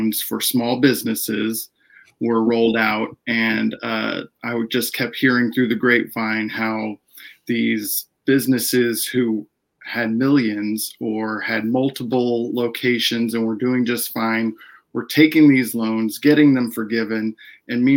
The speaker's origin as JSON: {"language": "English", "town": "Dallas", "region": "Texas", "country": "United States", "also_born_or_lived": "Denton, Texas", "moved": "as an adult", "lives_now": "San Diego, United States", "said": "We're originally from the Dallas area"}